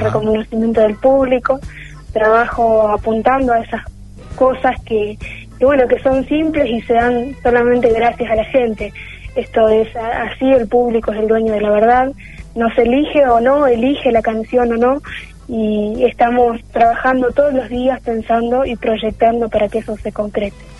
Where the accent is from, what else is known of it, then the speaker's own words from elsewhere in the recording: Telén, La Pampa, Argentina; moved away as an adult; now in Santa Rosa, Argentina; hice toda mi trayectoria escolar en mi pueblo